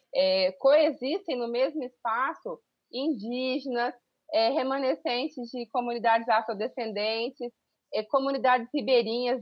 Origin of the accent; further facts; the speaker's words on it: Pantanal, Brazil; eu sou aqui do Pantanal, e sou uma, uma professora que desde muito cedo sonhou com, em ser professora